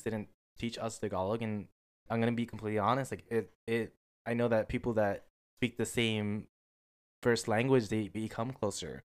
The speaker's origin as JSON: {"language": "English", "country": "United States", "said": "I'm an American"}